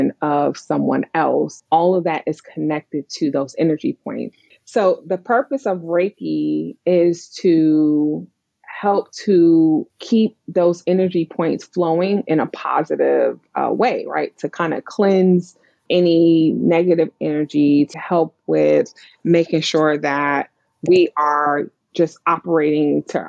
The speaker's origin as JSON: {"language": "English", "town": "New York City", "region": "New York", "country": "United States", "tie": "born or raised there", "said": "I grew up in Brooklyn, New York."}